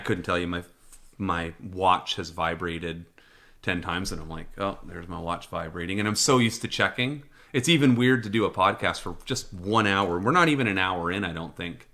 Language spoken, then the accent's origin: English; British Columbia, Canada; as a Canadian, as a resident of B C